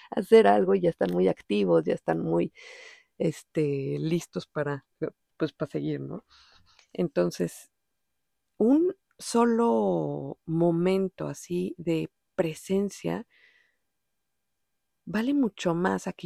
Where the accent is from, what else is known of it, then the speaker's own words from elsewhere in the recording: Mexico City, Mexico; accent: DF; Pues, o sea, es evidente, yo soy mexicana, sí.